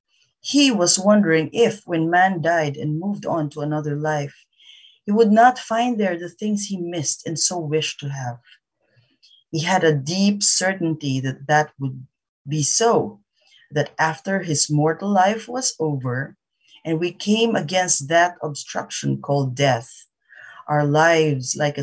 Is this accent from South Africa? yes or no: no; Philippines; I'm a Filipino